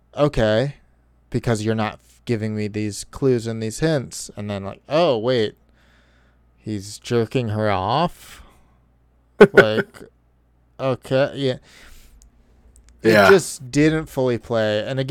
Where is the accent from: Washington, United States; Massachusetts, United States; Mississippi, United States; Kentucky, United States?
Massachusetts, United States; Boston; I'm from Boston. We don't sunbathe.